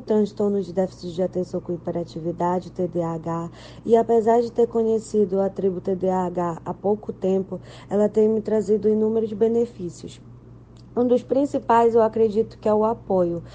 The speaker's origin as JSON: {"language": "Portuguese", "town": "Belém", "region": "Pará", "country": "Brazil", "said": "sou de Belém do Pará"}